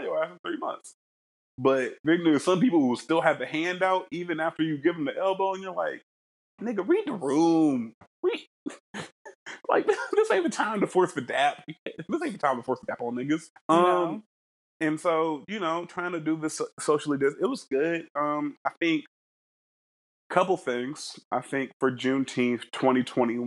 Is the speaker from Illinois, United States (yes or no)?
no; Middletown, Ohio, United States; I'm from Middletown, Ohio.